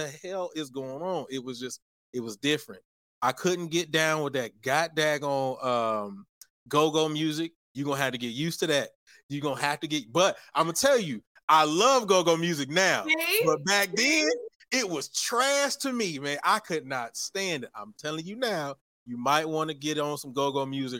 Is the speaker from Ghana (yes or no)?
no; Houston, Texas, United States; moved away as an adult; also born or lived in Virginia; I'm from Houston, born and raised Southside. Well, I was born on Northside, raised on Southside.